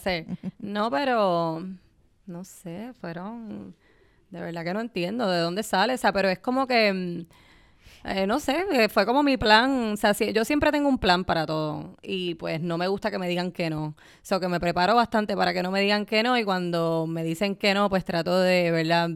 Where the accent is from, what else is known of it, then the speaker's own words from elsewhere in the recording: Puerto Rico; moved away as an adult; yo vengo de Puerto Rico